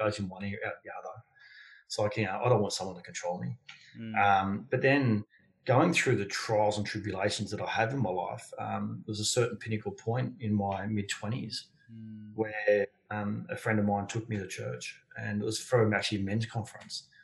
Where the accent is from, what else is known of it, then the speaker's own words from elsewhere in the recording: Sydney, New South Wales, Australia; grew up on the outskirts of Sydney, uh, on the south uh, south of Sydney